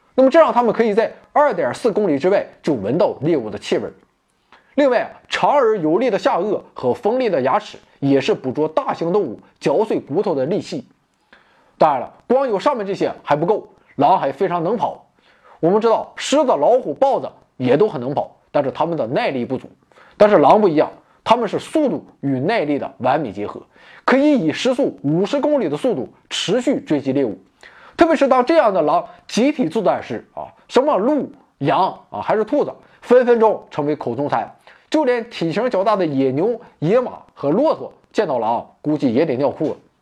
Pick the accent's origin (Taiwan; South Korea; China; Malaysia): China; 我们中国人